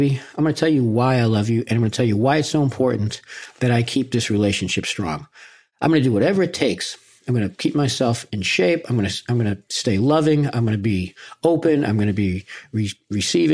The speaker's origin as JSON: {"language": "English", "town": "Boston", "region": "Massachusetts", "country": "United States", "said": "I'm from Boston"}